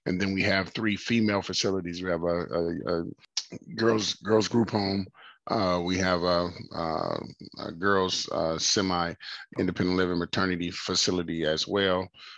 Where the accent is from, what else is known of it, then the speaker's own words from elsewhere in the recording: Los Angeles, California, United States; moved away; We're both from Los Angeles, California